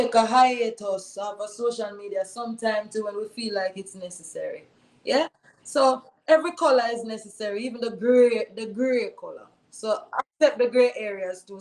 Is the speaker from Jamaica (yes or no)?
yes; Jamaica; I'm a Jamaican. And here I am thinking about the struggles of my people here in Jamaica.